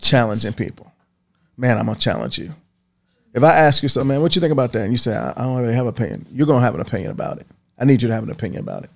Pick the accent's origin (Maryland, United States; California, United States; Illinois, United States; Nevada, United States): Maryland, United States; Baltimore; moved away; I grew up in Baltimore